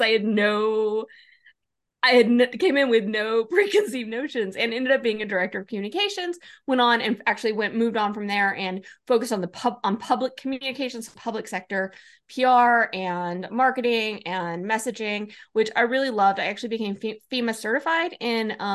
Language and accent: English; Oregon, United States; also born or lived in New Mexico; moving back to my home state, Oregon, and did similar work here in the public sector